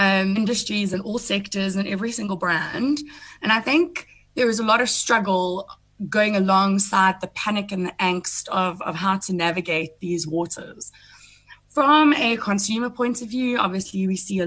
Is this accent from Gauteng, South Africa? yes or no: no; Welkom, Free State, South Africa; I'm a small town girl, because I come from Welkom in the Free State